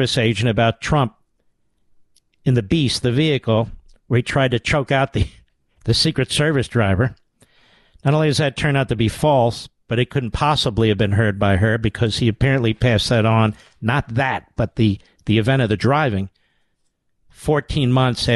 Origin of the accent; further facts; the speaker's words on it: Pennsylvania, United States; I'm from Pennsylvania